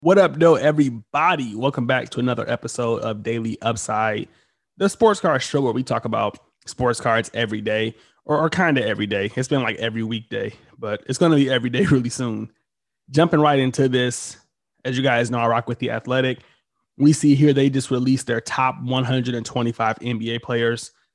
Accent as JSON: {"language": "English", "town": "Detroit", "region": "Michigan", "country": "United States", "said": "I'm from Detroit"}